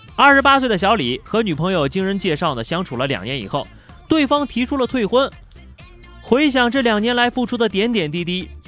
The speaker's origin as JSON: {"language": "Chinese", "region": "northern China", "country": "China", "moved": "yes", "lives_now": "Yunnan, China", "said": "特别怀念在北方冬天打雪仗的日子"}